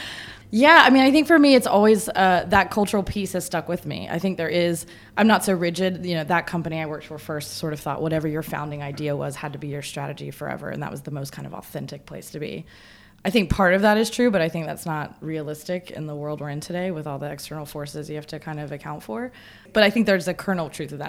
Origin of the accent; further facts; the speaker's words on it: the South, United States; I'm from the South